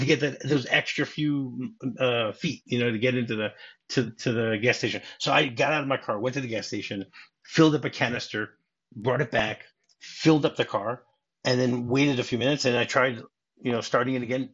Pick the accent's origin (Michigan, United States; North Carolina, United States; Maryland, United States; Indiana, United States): Michigan, United States; Detroit; I grew up in Detroit. Okay, or the suburbs of Detroit.